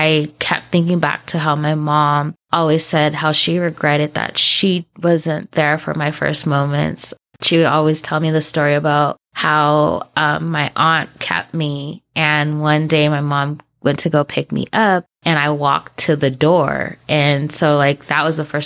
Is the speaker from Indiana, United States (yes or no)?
no; Southern California, United States; also born or lived in San Diego; I'm from Southern California